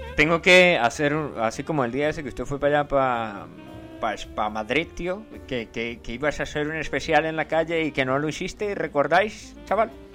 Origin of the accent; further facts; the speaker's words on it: Venezuela; yo soy del Yaure y somos una especie diferente de personas